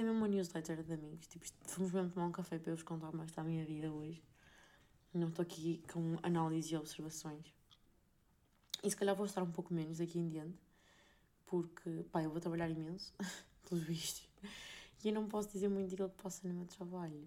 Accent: Portugal; moved away as an adult; now in Brussels, Belgium; Como bom português

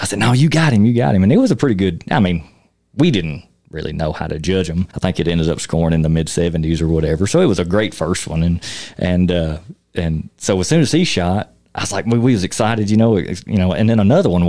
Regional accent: Tennessee, United States; moved away as an adult; now in Wyoming, United States; I moved out here from Tennessee in 2017, but not my first time to Wyoming.

